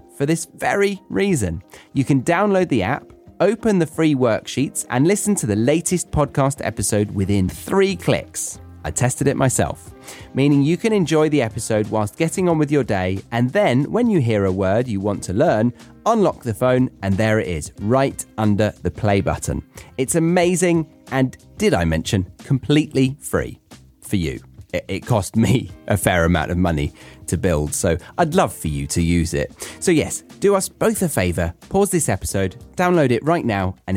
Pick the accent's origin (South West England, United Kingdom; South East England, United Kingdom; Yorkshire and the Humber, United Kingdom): South East England, United Kingdom; Surrey; moved away as an adult; being back in the country where I started is that I no longer feel different